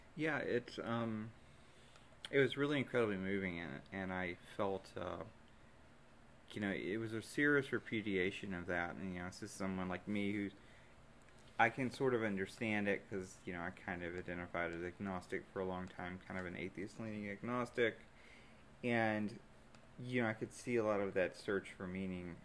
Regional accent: Deep South, United States; being from the from the deep south, you know, it's it's a very evangelical place, and even though I was raised and confirmed in Methodism

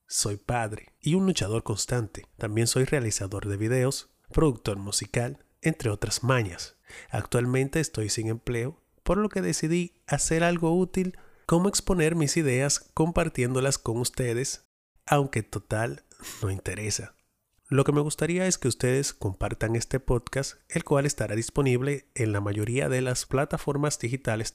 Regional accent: Barahona, Dominican Republic; Nací en Barahona en 1986

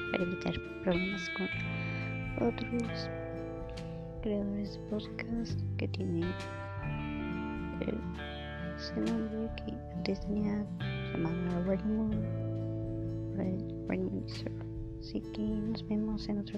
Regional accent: Mexico

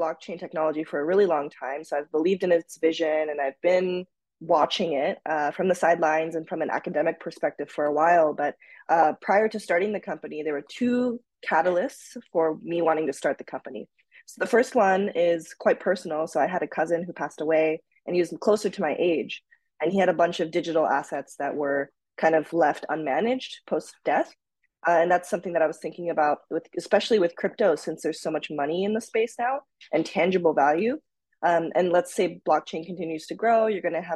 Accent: Tokyo, Japan; moved away; also born or lived in United States / Minnesota; I was actually born and raised in Tokyo, Japan

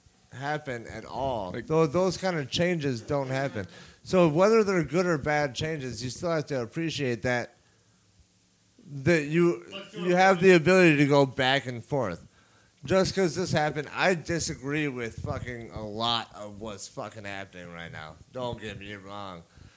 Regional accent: United States; I am American.

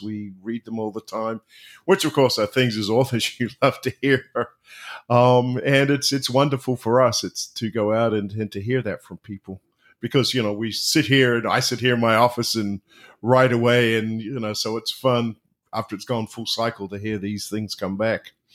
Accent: just outside of Wellington, New Zealand; moved away as an adult; now in Orlando, United States; I'm originally from New Zealand, uh, but now live in uh, Orlando, Florida

